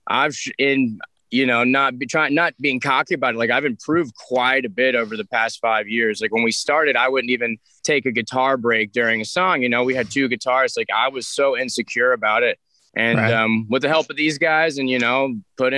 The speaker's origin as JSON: {"language": "English", "region": "Alabama", "country": "United States", "tie": "born or raised there", "said": "I grew up in Alabama"}